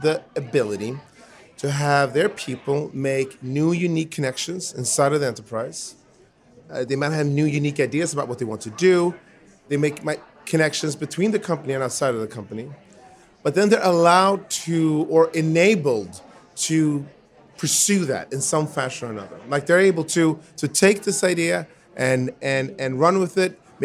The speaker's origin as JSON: {"language": "English", "country": "Sweden", "tie": "born or raised there", "said": "I was born in Sweden to my dad, who's Swedish, and to my mom, who's American."}